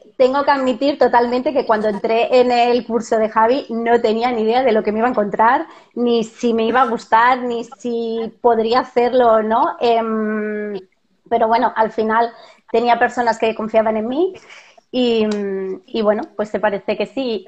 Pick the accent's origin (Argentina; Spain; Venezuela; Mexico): Spain; Barcelona, Catalonia; moved away as an adult; now in Seville, Spain; soy de Barcelona, eh, como vosotros, pero vivo en Sevilla y aquí no tenemos familia